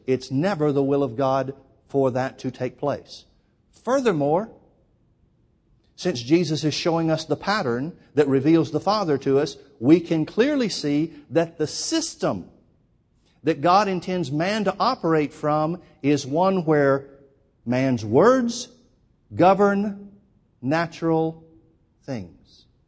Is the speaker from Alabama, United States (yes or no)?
yes; Alabama, United States; moved away as an adult; also born or lived in Oklahoma; now in California, United States; Born and raised in Alabama, lived in Oklahoma while I worked with Brother Hagan, and then we moved out to California